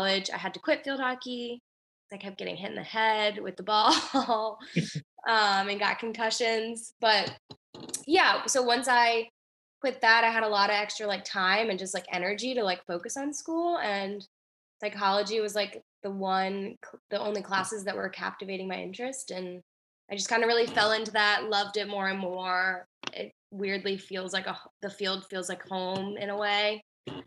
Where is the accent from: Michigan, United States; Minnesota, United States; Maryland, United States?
Maryland, United States; Baltimore; also born or lived in Carlisle, Pennsylvania; I'm born and raised in Maryland, mainly Baltimore